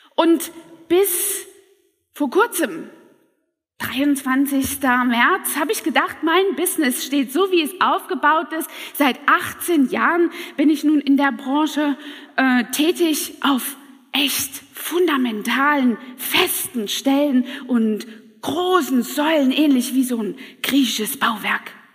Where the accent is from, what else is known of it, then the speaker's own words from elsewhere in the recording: Saxony, Germany; moved away; also born or lived in Hunsrück; aus Sachsen, aus meinem Heimatland